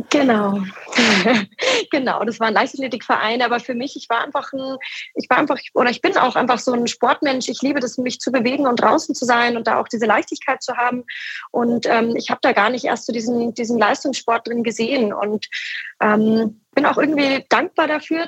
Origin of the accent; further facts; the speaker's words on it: Munich, Bavaria, Germany; moved away as an adult; also born or lived in Starnberg; now in Bamberg, Germany; als, sage ich mal, Münchner oder Starnberger Kinder